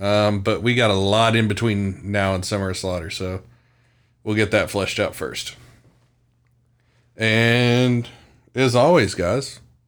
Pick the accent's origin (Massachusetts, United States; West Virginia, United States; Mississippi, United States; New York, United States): West Virginia, United States; Beckley; born there; So that's where I was born. Didn't grow up there, but that's where I was born.